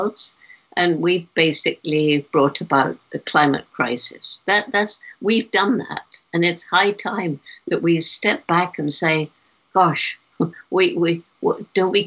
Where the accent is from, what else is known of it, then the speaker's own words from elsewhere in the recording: England, United Kingdom; moved away as an adult; when I was 10 years old, growing up in England